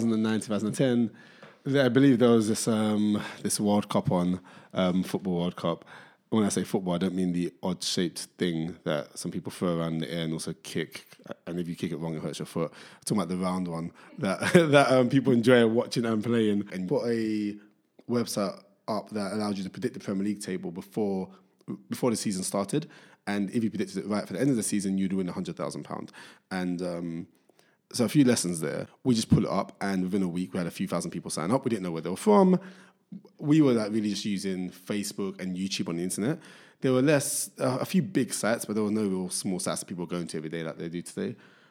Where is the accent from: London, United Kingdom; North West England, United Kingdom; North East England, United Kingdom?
London, United Kingdom; Barking and Dagenham; born there; I was born in Barking and Dagenham. So that's the London borough of Barking and Dagenham, which people don't consider to be London, who live in London, but people from there, half the people claim it's East London, the other half claim it's Essex.